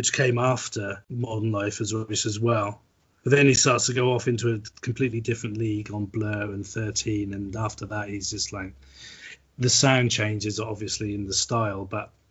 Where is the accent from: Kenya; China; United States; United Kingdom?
United Kingdom; Norwich, East of England; Dave's a local councillor in my hometown at the moment